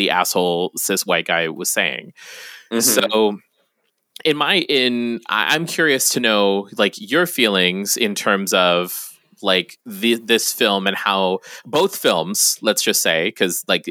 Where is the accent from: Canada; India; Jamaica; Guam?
Guam; I grew up on Guam.